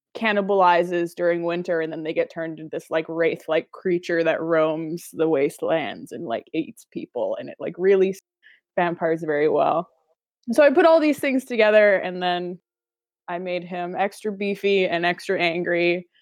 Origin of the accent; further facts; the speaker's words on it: Northern British Columbia, Canada; I'm from Northern BC.